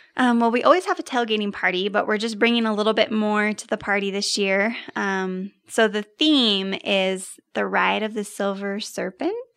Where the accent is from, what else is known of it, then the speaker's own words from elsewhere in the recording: Bountiful, Utah, United States; I grew up in Bountiful